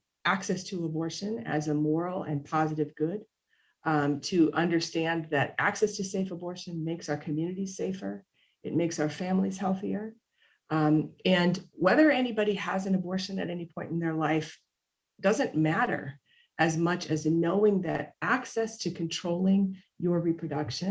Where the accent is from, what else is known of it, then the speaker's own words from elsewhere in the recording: Minnesota, United States; now in Texas, United States; having, you know, been born and raised in Minnesota and then lived, you know, a significant chunk of my life here in Texas